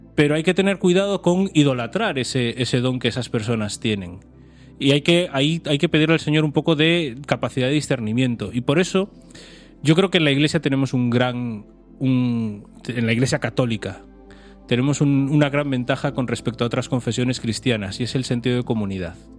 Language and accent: Spanish; Pontevedra, Galicia, Spain; also born or lived in A Coruña; yo crecí en Pontevedra